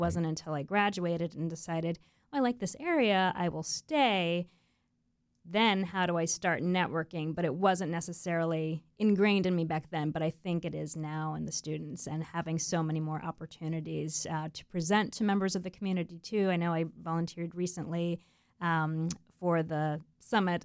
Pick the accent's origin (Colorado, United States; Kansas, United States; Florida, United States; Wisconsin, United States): Florida, United States; Melbourne Beach; I grew up in Melbourne Beach on the east coast of Florida